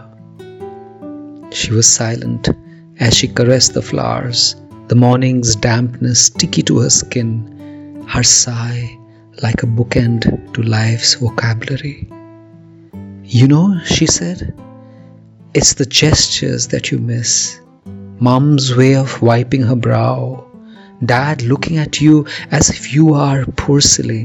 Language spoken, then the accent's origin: English; India; I'm a poet from India.